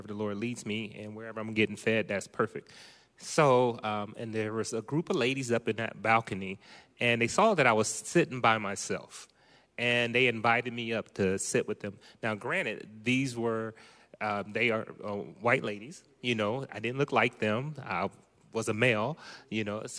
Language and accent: English; Ohio, United States; now in Manteca, United States; That's correct. I'm from Ohio.